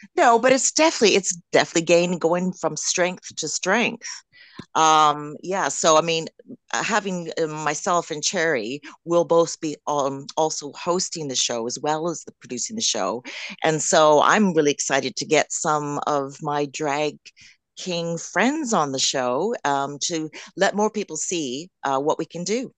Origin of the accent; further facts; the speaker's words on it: Canada; accent: Canadian; moved away as an adult; now in United Kingdom; Yes, I'm Canadian. I'm Canadian, but I've been living in the U K now for twenty years. So, but I still sound Canadian.